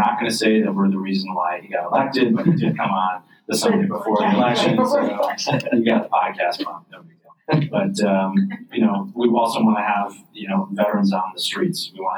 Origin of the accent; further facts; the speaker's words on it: Red Creek, New York, United States; I grew up in rural in Red Creek, and Fairhaven is on Lake Ontario, sort of in Cayuga County, close to Wake County.